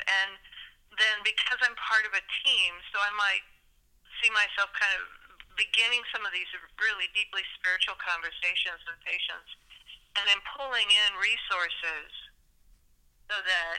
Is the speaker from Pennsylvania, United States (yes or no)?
no; Indiana, United States; also born or lived in Pacific Northwest / Texas / New Jersey / Illinois; So I was born in the Pacific Northwest. I lived in Texas for a period of time. Then I lived in Northeast New Jersey, and then moved to Illinois in the late 60s and spent formative educational years in Indiana